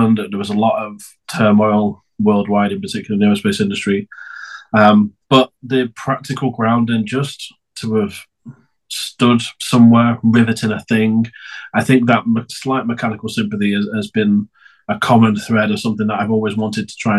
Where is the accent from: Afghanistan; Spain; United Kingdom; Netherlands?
United Kingdom; Preston, North West England; I'm English. I'm not just very good at accents. I'm born and raised in a really small city called Preston.